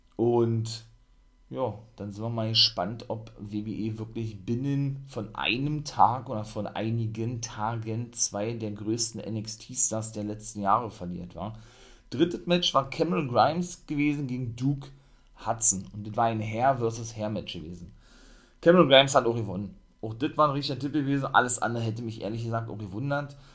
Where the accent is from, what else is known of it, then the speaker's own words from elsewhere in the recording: Germany; bei uns in Deutschland